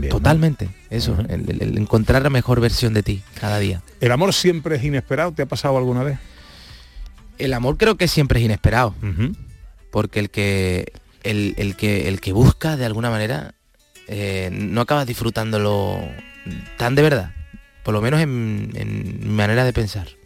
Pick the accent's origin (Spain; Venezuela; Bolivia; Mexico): Spain; Palma del Río, Andalusia; No voy por mi pueblo todo lo que me gustaría, pero siempre está dentro, está dentro mío. Yo soy mi pueblo. Mm. yo soy Palma de Río.